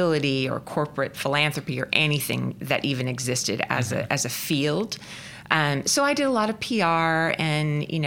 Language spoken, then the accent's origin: English; California, United States; moved away as an adult; also born or lived in Oregon; now in Oklahoma, United States; I'm originally from California